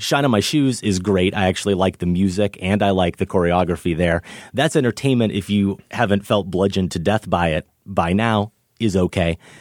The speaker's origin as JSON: {"language": "English", "region": "Iowa", "country": "United States", "tie": "born or raised there", "said": "middle of Iowa"}